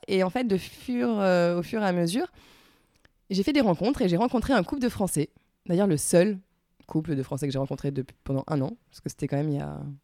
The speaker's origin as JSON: {"language": "French", "town": "La Rochelle", "region": "Nouvelle-Aquitaine", "country": "France", "tie": "born or raised there", "also_born_or_lived": "Strasbourg", "moved": "yes", "lives_now": "Paris, France", "said": "je suis née à La Rochelle. Euh, j'ai habité pendant 9 ans à Strasbourg et je suis revenue à La Rochelle."}